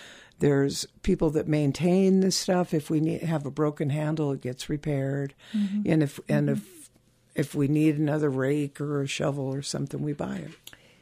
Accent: California, United States; I was born and raised in California.

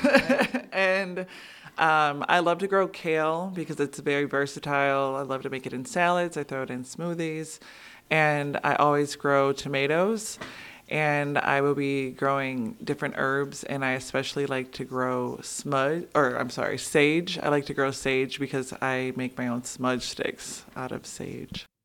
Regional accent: Milwaukee, Wisconsin, United States; I'm born and raised in Milwaukee. I grew up in the five three two oh six neighborhood

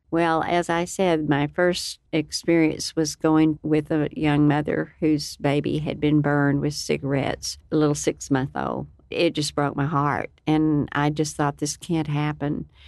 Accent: Lubbock, Texas, United States; I was born and raised in Lubbock, Texas, and it's been my home for many years

